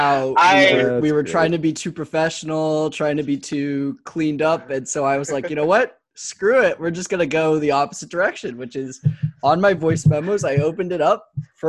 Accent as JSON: {"language": "English", "town": "Los Angeles", "region": "California", "country": "United States", "tie": "born or raised there", "said": "Oh, I'm from Eagle Rock, like specifically in LA."}